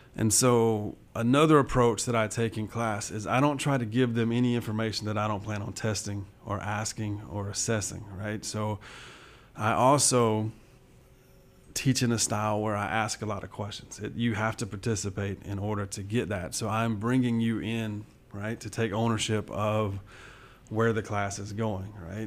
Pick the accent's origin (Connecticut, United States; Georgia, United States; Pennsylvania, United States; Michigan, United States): Georgia, United States; Southwest; I grew up in Southwest Georgia, so this is, uh, home.